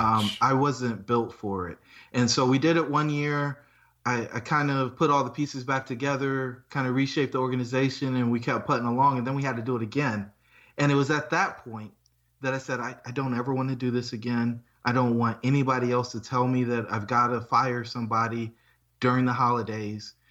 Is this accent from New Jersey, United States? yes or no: no; Fayetteville, North Carolina, United States; I grew up in Fayetteville, North Carolina.